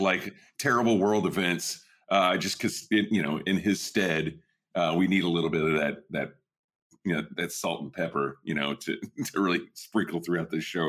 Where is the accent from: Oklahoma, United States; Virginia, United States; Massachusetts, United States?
Oklahoma, United States; Southwest; now in Northern California, United States; when I was a kid, you know, growing up in Southwest Oklahoma